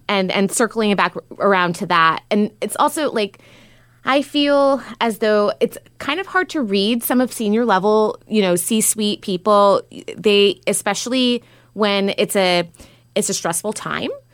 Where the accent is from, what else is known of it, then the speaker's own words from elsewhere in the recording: New York, United States; now in San Francisco, United States; I'm originally from New York